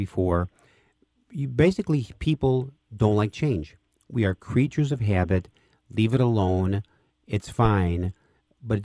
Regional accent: Chicago, Illinois, United States; also born or lived in Park Ridge, Illinois; I was born and raised here in Chicago

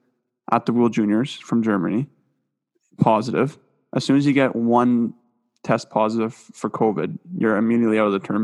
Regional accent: Canada; us being Canadian

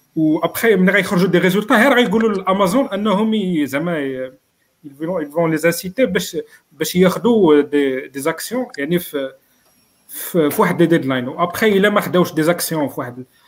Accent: Morocco; عندنا في المغرب

